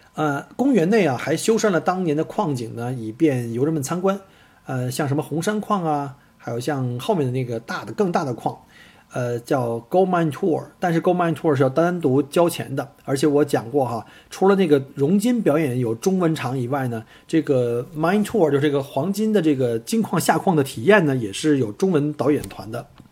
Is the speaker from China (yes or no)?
yes; China; now in Australia; 我们中国人